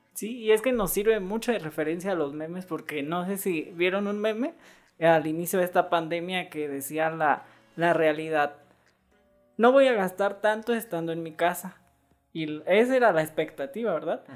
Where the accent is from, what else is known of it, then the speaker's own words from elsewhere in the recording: Morelia, Michoacán, Mexico; los que somos de Morelia